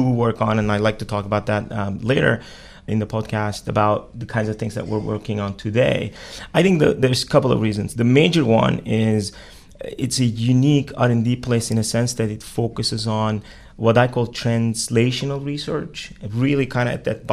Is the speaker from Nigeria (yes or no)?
no; Turkey; moved away as an adult; also born or lived in Pittsburgh, Pennsylvania / Austin, Texas; now in United States; I was born and raised in Turkey